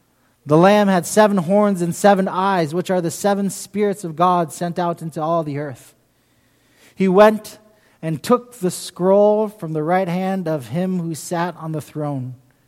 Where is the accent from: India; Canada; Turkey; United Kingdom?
United Kingdom; London; now in United States; I grew up in England, in London, England.